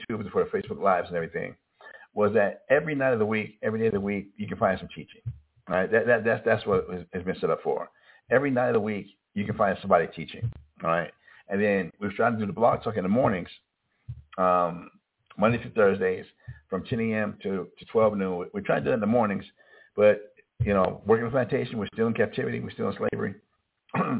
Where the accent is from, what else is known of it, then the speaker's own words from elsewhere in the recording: Albuquerque, New Mexico, United States; I'm from Albuquerque. That's not my home.